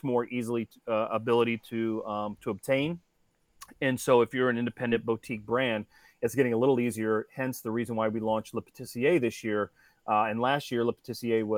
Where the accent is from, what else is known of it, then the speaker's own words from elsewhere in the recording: Cincinnati, Ohio, United States; now in South Florida, United States; I grew up in Cincinnati, Ohio. I live in South Florida now